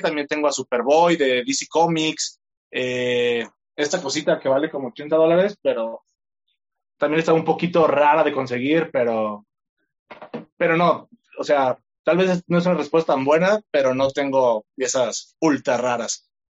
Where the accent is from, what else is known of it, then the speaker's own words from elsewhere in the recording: Tlaquepaque, Jalisco, Mexico; Soy de Guadalajara, específicamente, mejor dicho, de Tlaquepaque, Jalisco, y tengo 26 años.